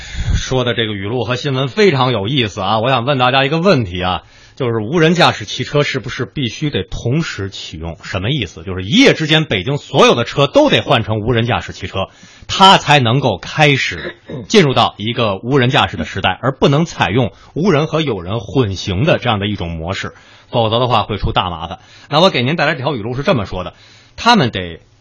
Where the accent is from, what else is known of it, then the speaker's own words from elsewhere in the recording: Beijing, China; also born or lived in Shenyang; 我作为北京人有那种方向控